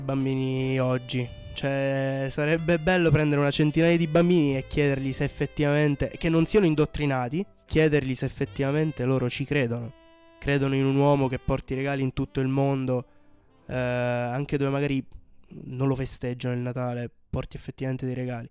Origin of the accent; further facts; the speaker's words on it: Brindisi, Apulia, Italy; sono pugliese, di Brindisi